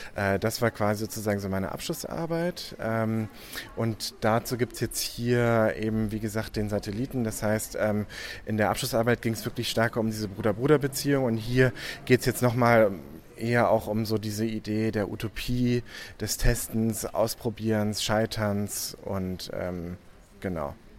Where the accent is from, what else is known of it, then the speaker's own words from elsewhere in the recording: Hamburg, Germany; also born or lived in Paris, France; now in Düsseldorf, Germany; Ich komme ursprünglich aus Hamburg